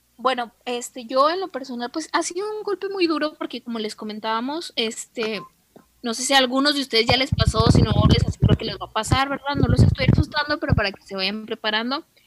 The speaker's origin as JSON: {"language": "Spanish", "country": "Mexico", "said": "en el caso de nosotros como mexicanos"}